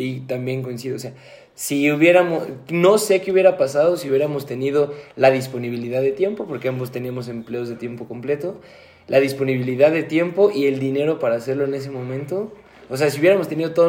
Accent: Mexico; Yo como mexicano

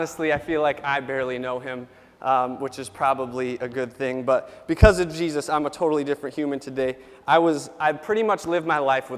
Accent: Jamestown, United States; I grew up about 10 miles from here, born in Jamestown, grew up outside of town close to our little airport

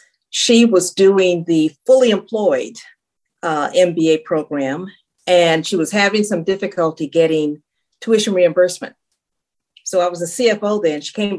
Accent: Los Angeles, California, United States; South Central Los Angeles, okay.

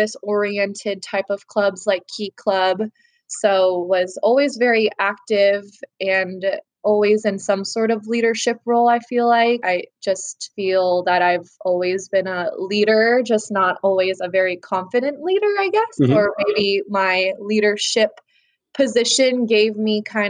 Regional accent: Danville, California, United States; now in Sacramento, United States; I grew up in Danville, super awesome little town of Danville.

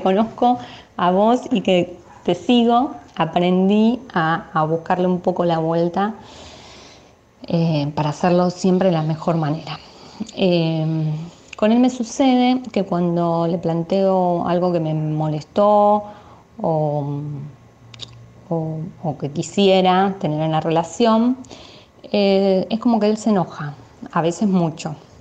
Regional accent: Buenos Aires, Argentina; soy de Buenos Aires

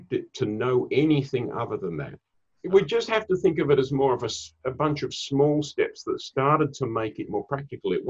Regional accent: Australia; now in Singapore; I'm originally from Australia. I live up in Singapore.

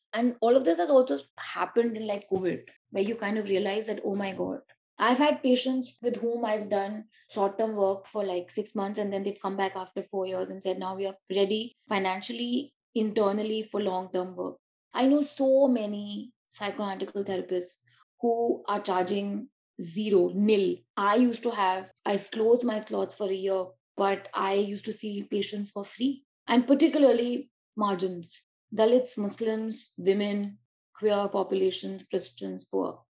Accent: Delhi, India; also born or lived in Uttar Pradesh; I come from Delhi and like UP, but let's see, basically Delhi.

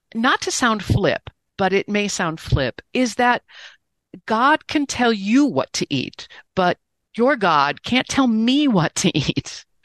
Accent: Great Lakes, Midwest, United States; I'm a Midwesterner on the Great Lakes

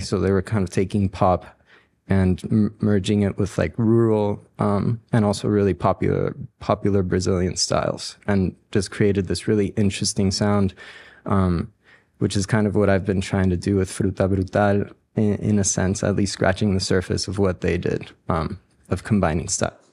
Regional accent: Ecuador; also born or lived in New Orleans, United States / Boulder, United States; now in Denver, United States; I'm from Ecuador, I grew up with Latin American music

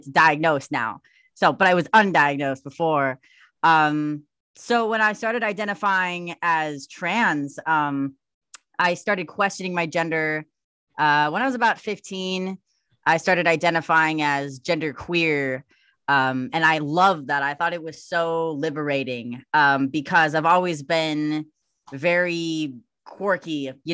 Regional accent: Milwaukee, Wisconsin, United States; I grew up in Milwaukee, Wisconsin

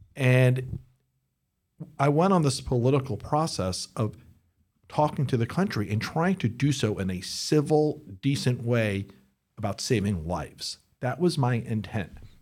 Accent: United States; I'm an American

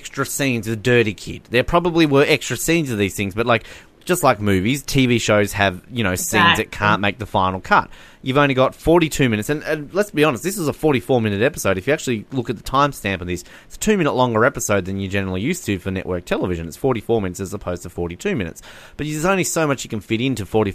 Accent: Australia; I'm Australian

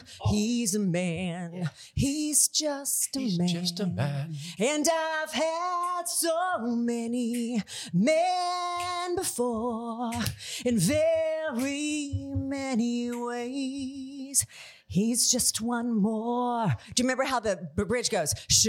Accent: Tampa, Florida, United States; moved away as an adult; now in Nashville, United States; I grew up in Tampa.

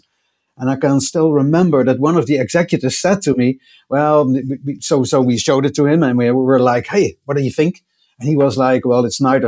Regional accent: Netherlands; accent: Dutch; I'm doing this broadcast from the Netherlands, as you can probably tell by my accent, which I wouldn't be able to hide.

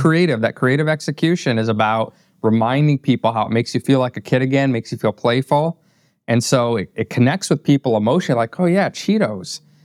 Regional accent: northern Indiana, United States; also born or lived in Wappingers Falls, New York; moved to northern Indiana and grew up there

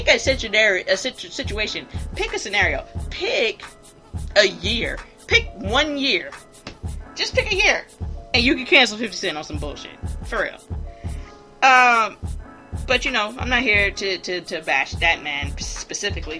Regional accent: Hilton Head, South Carolina, United States; Savannah is 30 minutes away from my hometown, Hilton Head, South Carolina.

